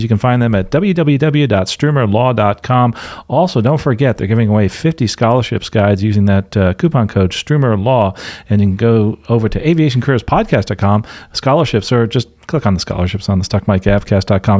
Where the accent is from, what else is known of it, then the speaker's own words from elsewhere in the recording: Philadelphia, Pennsylvania, United States; Denise and I are both from Philadelphia. I was born in the Philadelphia Naval Hospital